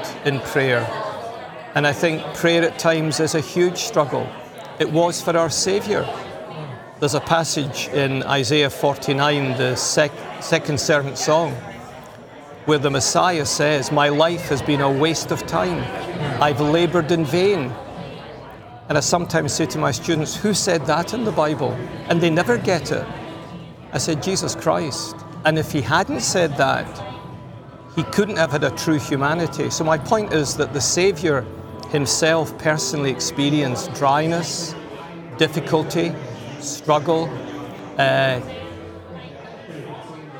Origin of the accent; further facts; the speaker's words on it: Scotland, United Kingdom; moved away as an adult; also born or lived in Cambridge, England / northeast of England; now in Newcastle, United Kingdom; I'm a Scot